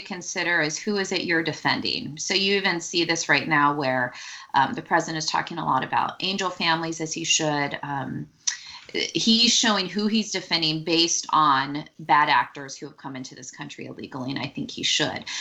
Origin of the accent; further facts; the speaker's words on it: Silicon Valley, California, United States; I grew up in Silicon Valley